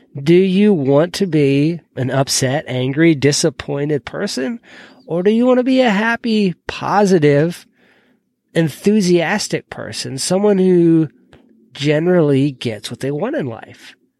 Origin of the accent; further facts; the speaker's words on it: Georgia, United States; moved away as an adult; I moved away from Georgia about seven years ago, and I'd lived there all but about two years of my life.